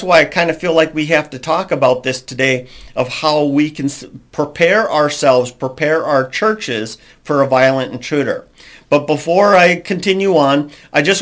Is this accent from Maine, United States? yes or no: no; Minnesota, United States; also born or lived in Alabama; I'm from Minnesota, and I used to live in Alabama for a period.